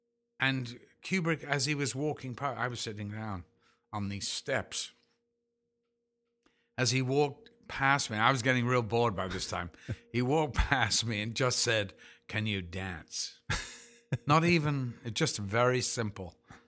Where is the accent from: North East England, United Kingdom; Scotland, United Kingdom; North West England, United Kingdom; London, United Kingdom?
North West England, United Kingdom; Liverpool; You know, I'm from Liverpool, for God's sake.